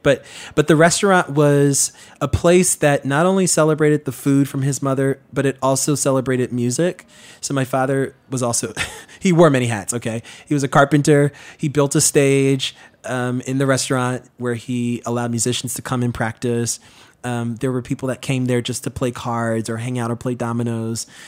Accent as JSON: {"language": "English", "town": "New York City", "region": "New York", "country": "United States", "tie": "born or raised there", "said": "So when I was born back in the nineties, you know, growing up in Queens"}